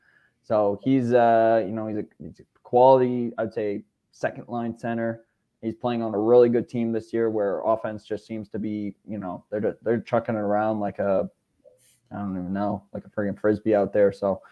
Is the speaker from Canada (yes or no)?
yes; Canada; I think as a Canadian, and you know, St. Louis, obviously, like you said, doesn't get a lot of casting time.